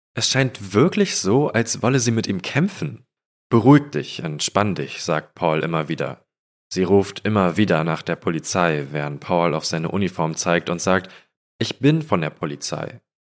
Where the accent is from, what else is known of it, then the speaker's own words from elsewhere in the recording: Falkensee, Brandenburg, Germany; moved away; in Falkensee, wo ich herkomme